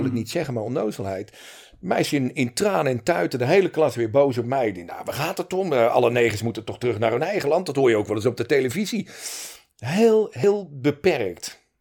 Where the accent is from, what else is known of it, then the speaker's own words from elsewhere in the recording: Montfoort, Utrecht, Netherlands; now in Breda, Netherlands; ik ben in Montfort getogen, geboren in Utrecht. Kort in de beeld gewoond en het gros van mijn jeugd in uh, Montfort gewoond.